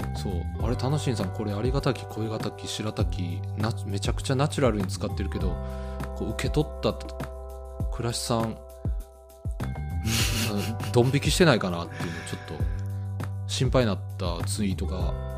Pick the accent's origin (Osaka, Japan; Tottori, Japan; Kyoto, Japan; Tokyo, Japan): Kyoto, Japan; 僕も京都出身で、親父も京都出身なんです